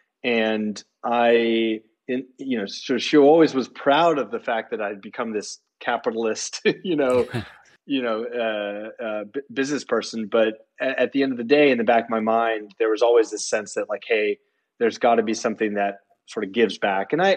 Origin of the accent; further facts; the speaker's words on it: Palo Alto, California, United States; the guys and gals I grew up with in Palo Alto